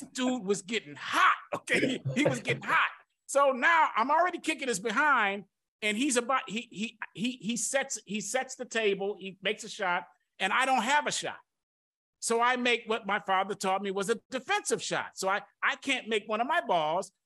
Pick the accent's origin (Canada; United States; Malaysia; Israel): United States; Detroit, Michigan; I'm from Detroit